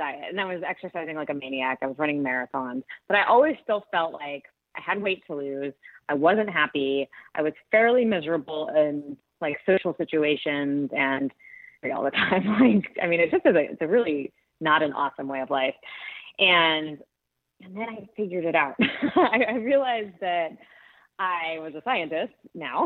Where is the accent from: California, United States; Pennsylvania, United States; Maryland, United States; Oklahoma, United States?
California, United States; Southern; also born or lived in New York; where I grew up in Southern California